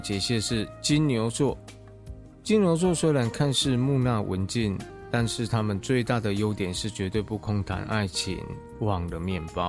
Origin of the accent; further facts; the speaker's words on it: China; 二零一四年八月二日是属于我们中国人的七夕情人节。